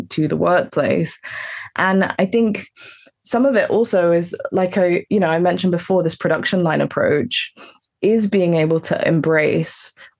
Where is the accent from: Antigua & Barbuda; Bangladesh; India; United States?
Antigua & Barbuda; I'm from Antigua, my family's from Antigua